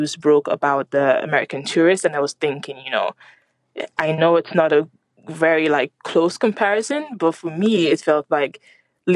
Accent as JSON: {"language": "English", "country": "Nigeria", "moved": "as an adult", "lives_now": "Dublin, Ireland", "said": "I am originally from Nigeria, and I'm very proud to be Nigerian"}